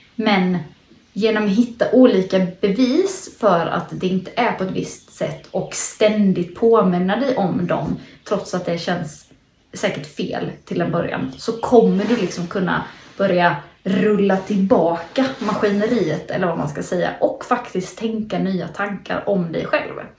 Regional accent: Småland, Sweden; Jag sitter i mina föräldrars eh, växthus hemma i Småland

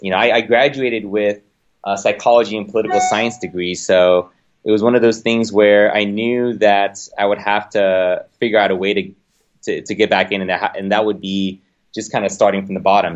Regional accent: Los Angeles, California, United States; moved away as an adult; now in Bay Area, United States; I grew up in Los Angeles.

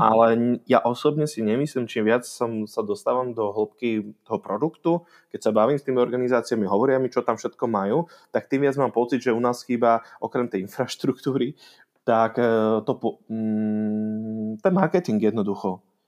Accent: Bratislava, Bratislava Region, Slovakia; now in Prague, Czech Republic; som naozaj Slovák, som z Bratislavy úplne pôvodom

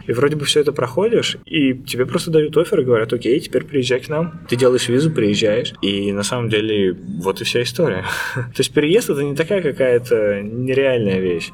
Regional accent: Khimki, Moscow Oblast, Russia; moved away as an adult; now in Amsterdam, Netherlands; я сам, ну, не из самой Москвы, я сам из Химок

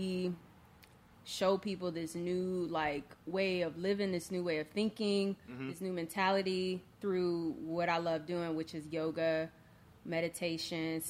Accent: Akron, Ohio, United States; I grew up in Akron, Ohio

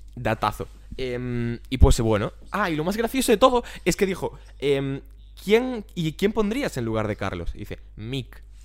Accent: Vigo, Galicia, Spain; also born or lived in Ourense; yo soy de Vigo, vivo a Vigo

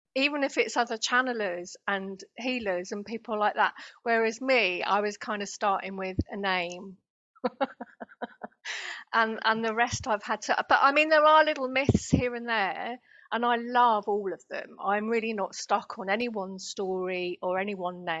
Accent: United Kingdom; accent: British; now in Denmark; I live in Denmark, but I'm British, as people could probably hear from my accent

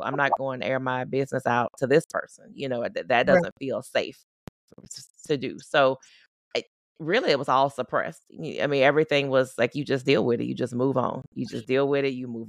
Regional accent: Southern United States, United States; I grew up in the Deep South. I grew up in the South. It just wasn't a thing.

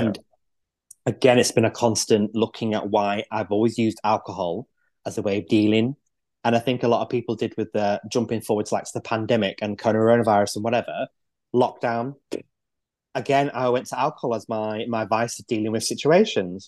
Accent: Manchester, North West England, United Kingdom; now in Lancashire, United Kingdom; I grew up in Manchester, so I'm not from round these parts.

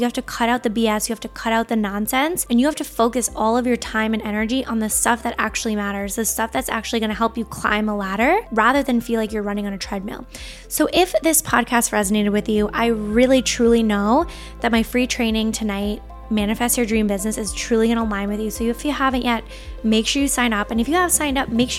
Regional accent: Long Island, New York, United States; I grew up on Long Island

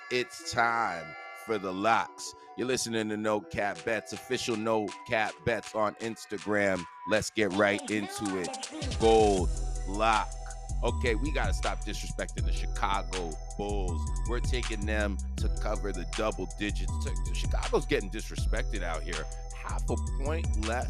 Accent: Toronto, Ontario, Canada; I'm from Toronto

